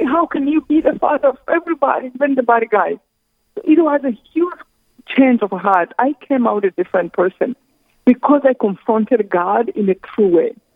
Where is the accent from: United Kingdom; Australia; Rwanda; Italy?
Rwanda